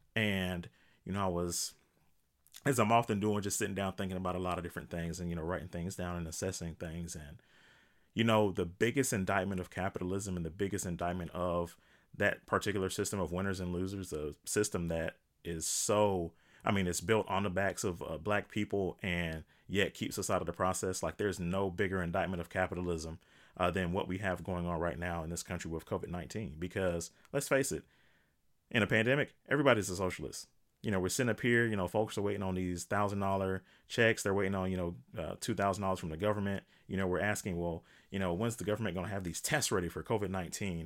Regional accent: United States; as an American

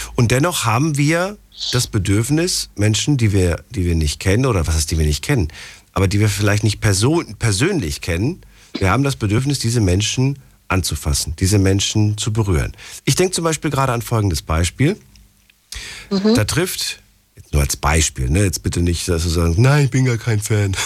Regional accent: Frankfurt, Hesse, Germany; Ich komme aus Frankfurt

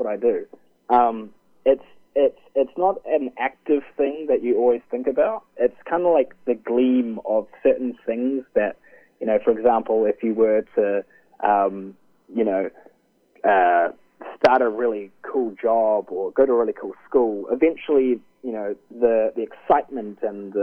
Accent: New Zealand; also born or lived in Vancouver, Canada; I was from New Zealand

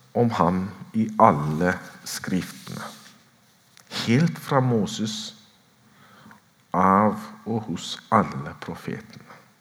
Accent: Ethiopia; moved away as an adult; now in Oslo, Norway; født og vokst opp i Etiopia

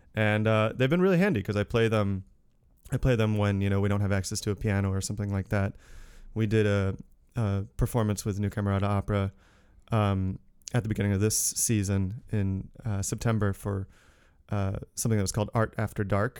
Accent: Newtown, Connecticut, United States; moved away; I'm from Connecticut originally, from the next town over, Newtown

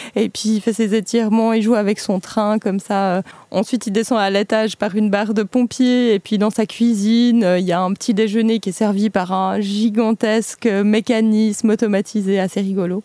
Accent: Basel, Basel-Stadt, Switzerland; retour chez nous à Bâle, euh, où 16% des déplacements sont faits en vélo, donc Bâle en Suisse

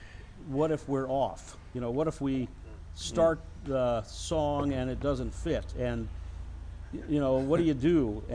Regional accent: Nebraska, United States; also born or lived in Atlanta, Georgia; now in Oregon, United States; I'm from Nebraska

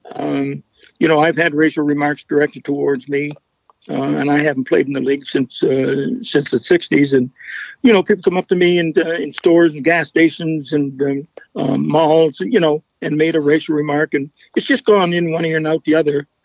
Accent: Fredericton, New Brunswick, Canada; my hometown of Fredericton.

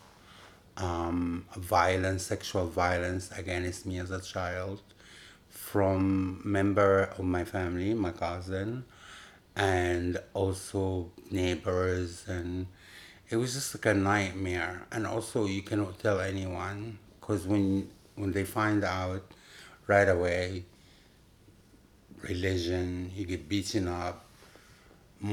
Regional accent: Upper Egypt, Egypt; English is a second language; moved away as an adult; also born or lived in Cairo, Egypt; now in New York, United States; I born and raised in Egypt. I moved here

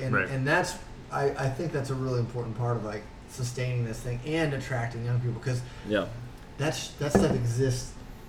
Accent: Montana, United States; now in Cleveland, United States; Yeah, I, like I said, I came from Montana. I've spent the last few years convincing my friends that are like, why in the hell would you leave Montana and go to Cleveland?

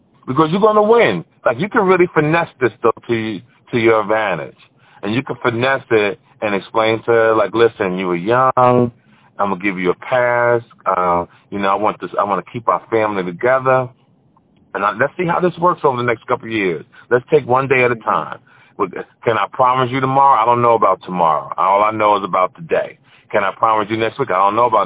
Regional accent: Jersey City, New Jersey, United States; my hometown, Jersey City, New Jersey

